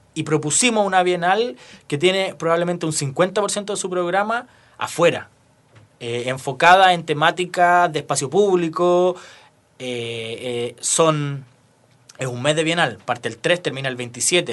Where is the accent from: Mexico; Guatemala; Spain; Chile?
Chile; Rancagua, O'Higgins; now in Santiago, Chile; yo soy de Rancagua, después me vine a ir a Santiago